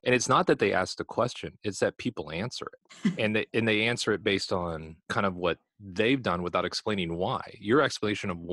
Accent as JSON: {"language": "English", "region": "California", "country": "United States", "moved": "as an adult", "said": "I'm originally from California. I have probably seen maybe 20% of California when I lived there for almost 40 years"}